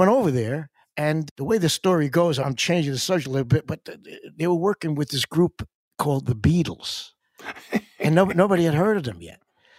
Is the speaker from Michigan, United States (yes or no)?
no; near Long Island, New York, United States; I knew growing up near Long Island that the Hamptons was a place where a lot of people who are really important people go in the summer.